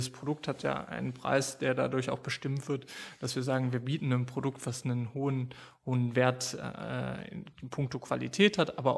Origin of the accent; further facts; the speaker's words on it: Germany; Also wir kommen aus Deutschland, wir kommen auch, äh, oder mein Vater und ich haben angefangen